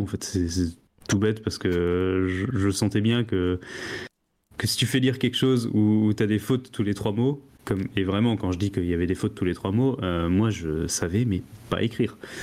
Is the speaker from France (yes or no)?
yes; Alsace, Grand Est, France; j'ai grandi en Alsace